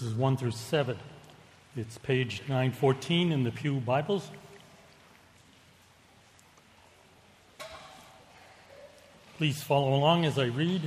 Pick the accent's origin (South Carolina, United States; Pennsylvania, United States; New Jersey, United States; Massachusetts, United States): Massachusetts, United States; Boston; accent: Boston; I was born and raised in Boston. Now, some people say I still speak with an accent. Not a Chinese one, but a Boston one